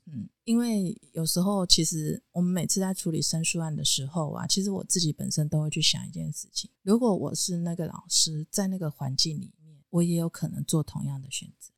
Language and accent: Chinese; central Taiwan, Taiwan; 因为我们中部人的生活其实确实是比较安逸一点的。